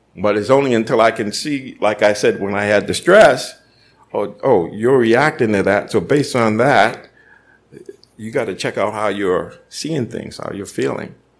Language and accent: English; Boston, Massachusetts, United States; growing up in Boston and tough neighborhood